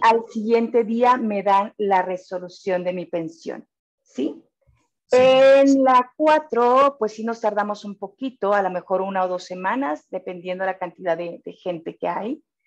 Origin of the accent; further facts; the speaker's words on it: Monterrey, Nuevo León, Mexico; somos bien regios aquí